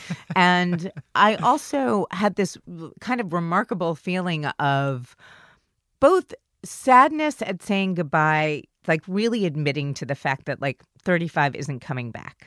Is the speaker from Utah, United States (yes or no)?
no; New York City, New York, United States; born or raised there